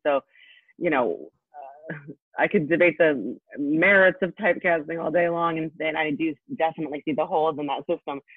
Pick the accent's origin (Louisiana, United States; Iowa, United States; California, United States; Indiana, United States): Indiana, United States; moved away as an adult; also born or lived in Poland; now in Brooklyn, United States; I grew up in Indiana. I'm actually, I was born in Poland, like Dorota, but then I came and to the US when I was a little kid and I grew up in Indiana